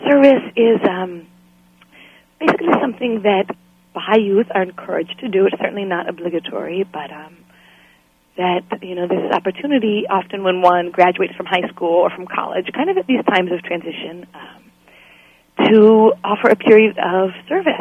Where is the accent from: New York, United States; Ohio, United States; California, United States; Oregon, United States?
Oregon, United States; Forest Grove; I was born in Forest Grove, Oregon, lived for a few years in my early childhood in a park, actually